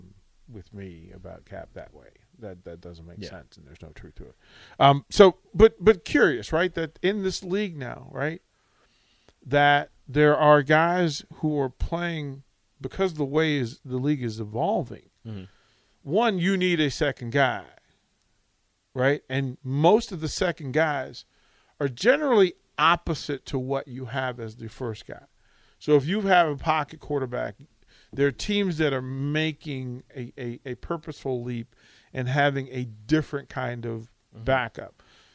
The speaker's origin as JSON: {"language": "English", "region": "Virginia", "country": "United States", "said": "I'm from Virginia."}